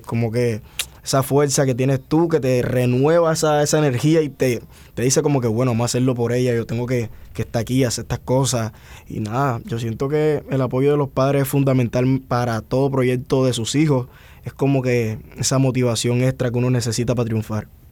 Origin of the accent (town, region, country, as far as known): Cartagena, Bolívar, Colombia